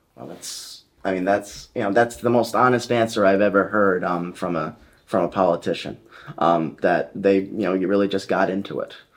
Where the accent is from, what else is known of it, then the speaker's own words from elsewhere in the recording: Coventry, Rhode Island, United States; I was born in Coventry, Rhode Island